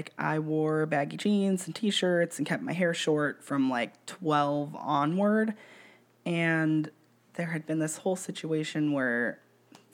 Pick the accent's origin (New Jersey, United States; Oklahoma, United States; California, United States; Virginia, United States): California, United States; Kern County; also born or lived in Sonoma County, California; my mom got really religious when we moved back to Kern County from Sonoma County